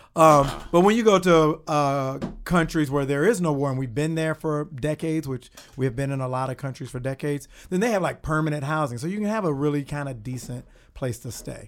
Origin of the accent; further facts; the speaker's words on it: Kankakee, Illinois, United States; moved away as an adult; also born or lived in Los Angeles; I'm from Il-, small town Illinois called Kankakee, which is outside